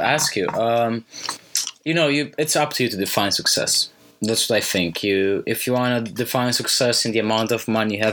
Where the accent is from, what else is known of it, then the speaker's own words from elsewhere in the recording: Romania; I grew up in Romania